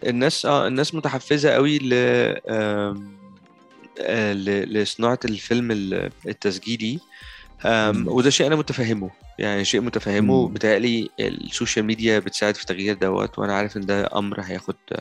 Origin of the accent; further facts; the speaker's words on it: Egypt; عندنا في مصر